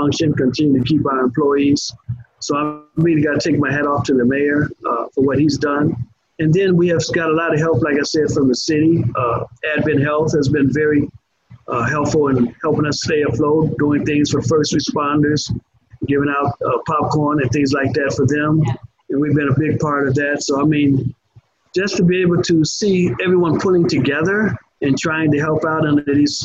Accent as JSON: {"language": "English", "town": "Chicago", "region": "Illinois", "country": "United States", "tie": "born or raised there", "moved": "yes", "lives_now": "Orlando, United States", "said": "I was raised up in Chicago, but an all-Black area, or Inglewood to be specific"}